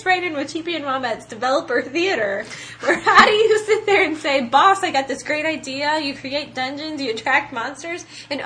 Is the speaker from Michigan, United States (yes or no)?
no; Ohio, United States; we're from Ohio, Midwest